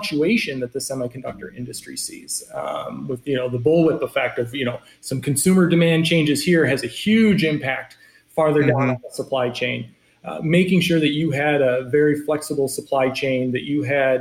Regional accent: Michigan, United States; moved away; coming from Michigan and growing up in Michigan

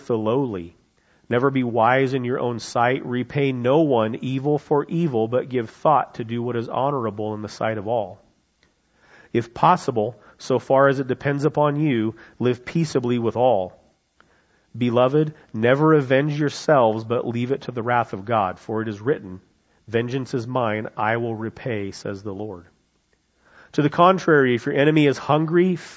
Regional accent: United States; as an American, as someone who loves freedom

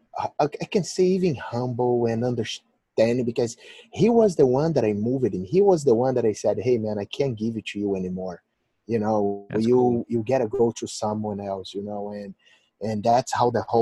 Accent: Rio de Janeiro, Brazil; English is a second language; moved away as an adult; now in United States; growing up in Tijuca

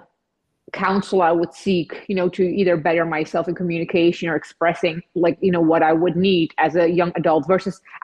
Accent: Czechia; moved away; also born or lived in Netherlands; I'm from Czech Republic. I moved to the Netherlands, and then later on in my late teen years, I just traveled the world

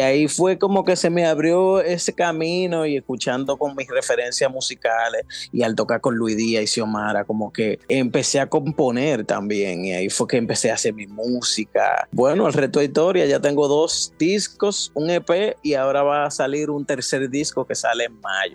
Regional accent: Dominican Republic; now in New York, United States; yo soy guitarrista, compositor, dominicano que reside en New York.

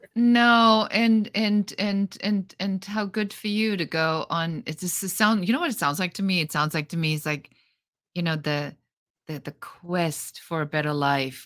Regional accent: Germany; moved away; I come from Germany, so in Germany, a lot of things are very by the book

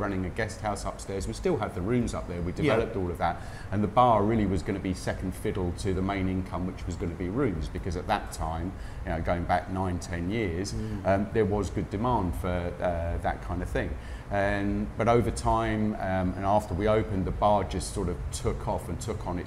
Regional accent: Croydon, London, United Kingdom; moved away as an adult; also born or lived in Dubai / Abu Dhabi / Doha; now in Pattaya, Thailand; Originally Croydon, Bromley area, southeast London

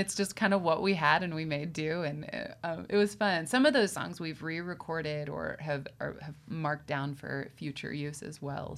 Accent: Western Pennsylvania, United States; I grew up in Western Pennsylvania

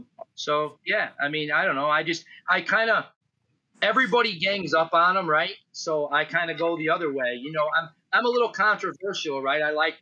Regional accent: Illinois, United States; I grew up in Illinois, and this was something that I heard my whole life, right? In the 80s, I would go out into Iowa as a kid.

